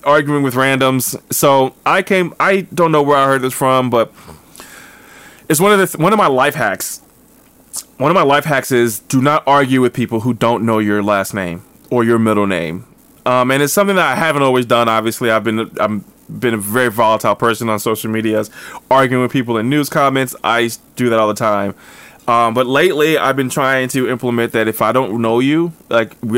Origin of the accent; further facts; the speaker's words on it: New Jersey, United States; I grew up in North Jersey